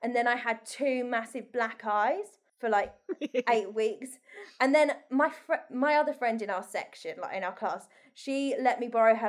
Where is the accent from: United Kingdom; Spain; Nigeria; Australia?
United Kingdom; Essex, East of England; we're from Essex.